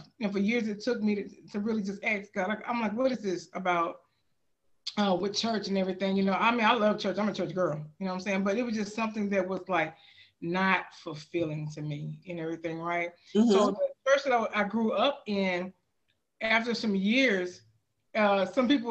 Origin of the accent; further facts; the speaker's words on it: Houston, Texas, United States; moved away; I'm born and raised in Houston, Texas